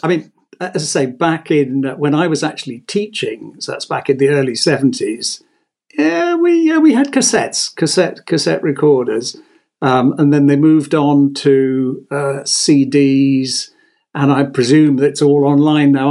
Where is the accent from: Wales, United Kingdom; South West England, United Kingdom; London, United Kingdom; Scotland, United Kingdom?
South West England, United Kingdom; Exeter; moved away as an adult; also born or lived in Italy; I was born and bred in Exeter, so we went to Exeter School